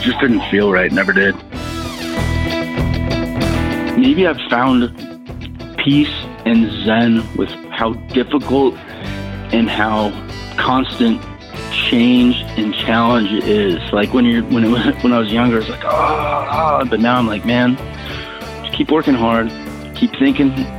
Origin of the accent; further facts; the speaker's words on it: Denver, Colorado, United States; also born or lived in Boulder, Colorado; born and raised in Denver, Colorado